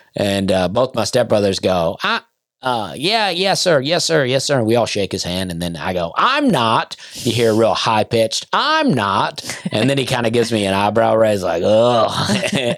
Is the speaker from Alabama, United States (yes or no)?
yes; Opelika, Alabama, United States; also born or lived in Lafayette, Alabama / Penton, Alabama; I grew up in Opelika, but my parents were divorced and my dad lived right outside of Lafayette in a small community called Pennon